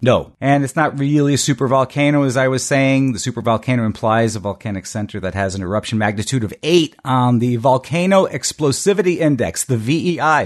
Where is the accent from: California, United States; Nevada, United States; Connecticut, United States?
Connecticut, United States; we grew up in Connecticut, in New England